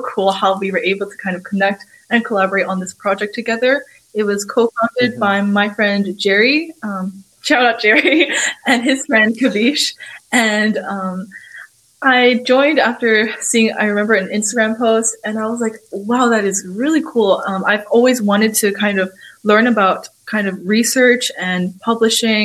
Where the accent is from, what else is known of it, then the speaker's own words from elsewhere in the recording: Hong Kong; now in Shanghai, China; I'm from Hong Kong, even though I've been living in Shanghai for almost 6 years now